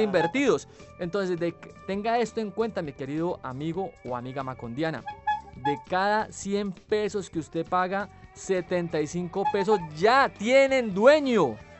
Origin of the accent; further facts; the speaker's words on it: Cali, Valle del Cauca, Colombia; nuestro Cal y nuestro Valle